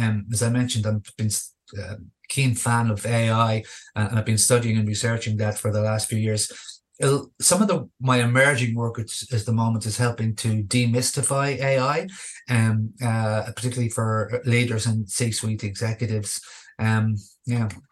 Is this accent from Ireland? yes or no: yes; Dublin, Leinster, Ireland; moved away as an adult; also born or lived in Australia; I returned um, back home to here to my hometown uh, of Dublin.